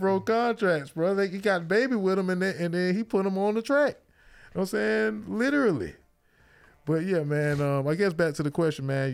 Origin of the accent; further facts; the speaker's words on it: Miami, Florida, United States; I'm from Miami, so we, we, we came up